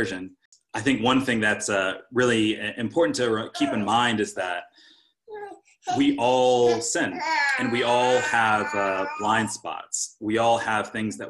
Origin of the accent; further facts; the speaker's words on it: California, United States; moved away as an adult; now in Milwaukee, United States; I was raised in California